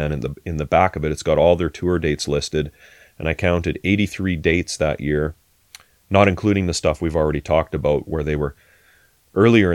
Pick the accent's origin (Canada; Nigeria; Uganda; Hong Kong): Canada; we're Canadian